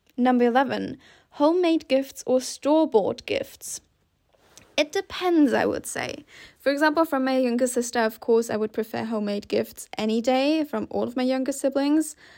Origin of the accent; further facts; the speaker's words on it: Switzerland; I grew up in Switzerland, so for us, snow was almost always a given.